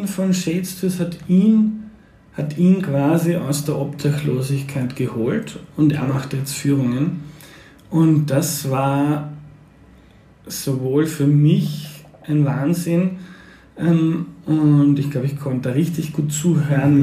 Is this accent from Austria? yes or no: yes; Lower Austria, Austria; ich komme aus Niederösterreich